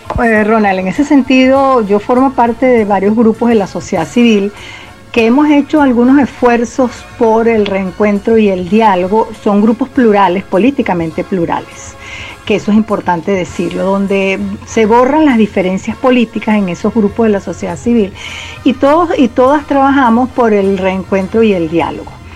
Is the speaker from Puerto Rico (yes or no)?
no; Venezuela; como venezolanas y venezolanas